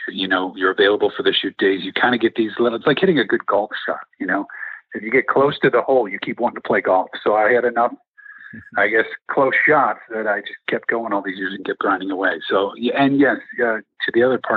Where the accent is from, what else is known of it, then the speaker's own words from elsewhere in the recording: Chicago, Illinois, United States; I'm from Chicago